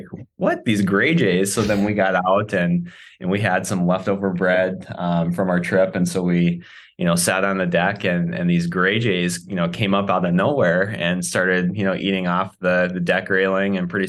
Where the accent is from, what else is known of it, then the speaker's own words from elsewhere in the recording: South Dakota, United States; We're actually both from South Dakota originally.